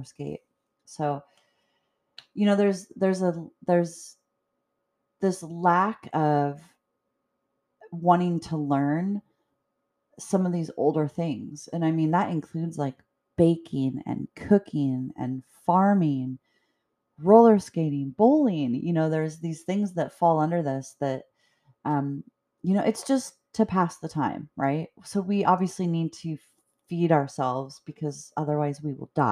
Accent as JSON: {"language": "English", "town": "Edmonds", "region": "Washington", "country": "United States", "tie": "born or raised there", "said": "I grew up in Edmonds"}